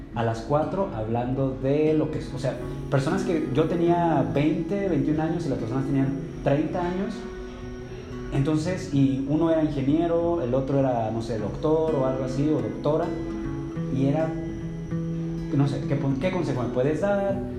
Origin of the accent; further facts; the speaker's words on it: San Luis Potosí, Mexico; yo originalmente soy de San Luis Potosí